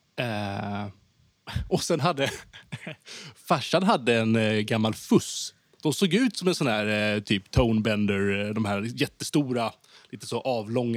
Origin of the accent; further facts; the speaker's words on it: Haninge, Stockholm County, Sweden; moved away as an adult; now in Skåne, Sweden; jag, växte upp i, i Vändelsemalm